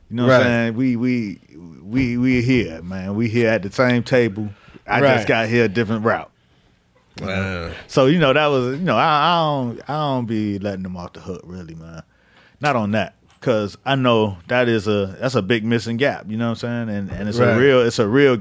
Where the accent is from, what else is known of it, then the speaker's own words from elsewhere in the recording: Miami, Florida, United States; also born or lived in Georgia / Cleveland; I'm from Miami